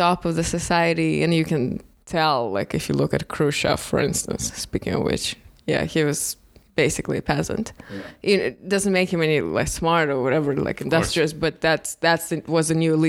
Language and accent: English; Russia; when you have history lessons in Russia growing up